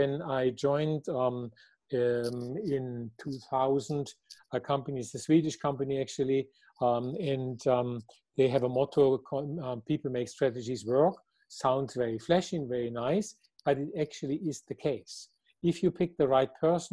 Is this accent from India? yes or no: no; Germany; I am from Germany